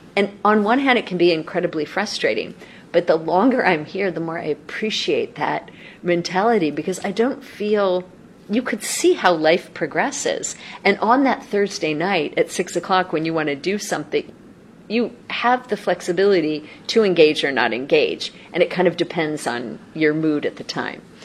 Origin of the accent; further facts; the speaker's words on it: Los Angeles, California, United States; also born or lived in Seattle / Guangzhou; now in Beijing, China; I'm originally from Los Angeles, and my home, though, is Seattle